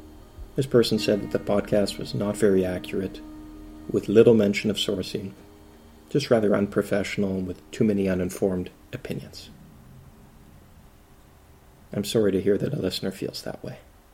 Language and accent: English; Canada; I'm Canadian, not Chinese. I haven't lived in a communist country or fled from a communist society.